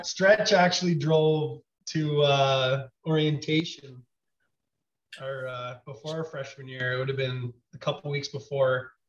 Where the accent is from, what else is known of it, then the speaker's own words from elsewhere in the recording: Tavistock, Ontario, Canada; also born or lived in Kalamazoo, Michigan; I'm living in Tavistock, Ontario, actually, my hometown.